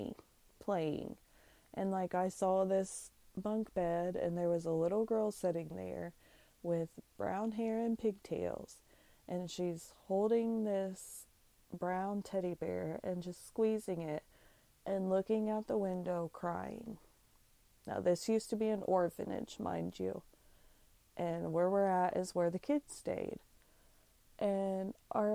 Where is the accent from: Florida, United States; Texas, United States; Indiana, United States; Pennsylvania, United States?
Indiana, United States; we're from Indiana.